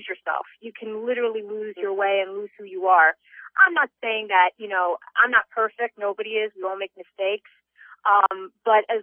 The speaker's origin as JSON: {"language": "English", "town": "Secaucus", "region": "New Jersey", "country": "United States", "tie": "born or raised there", "said": "my hometown of Secaucus, New Jersey"}